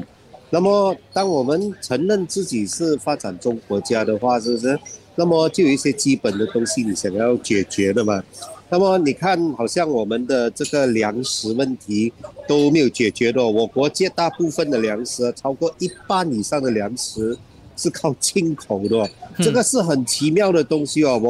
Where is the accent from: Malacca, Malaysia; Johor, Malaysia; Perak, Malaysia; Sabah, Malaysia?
Sabah, Malaysia; 嗯，在我老家沙巴，这个更不用说了，是不是？